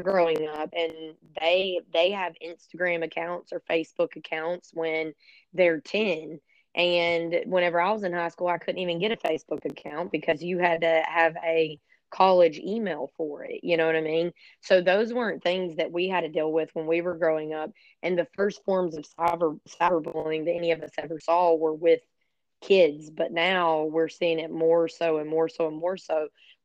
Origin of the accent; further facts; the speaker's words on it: Florida, United States; I'm from Florida and I live, pretty much in the Apalachicola National Forest